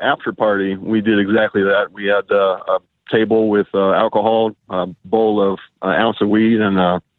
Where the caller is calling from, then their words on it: Louisa, Virginia, United States; Louisa, Virginia.